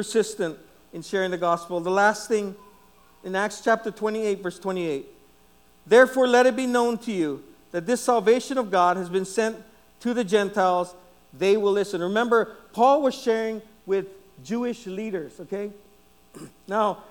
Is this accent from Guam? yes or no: yes; Guam; I was from Guam. I was from Guam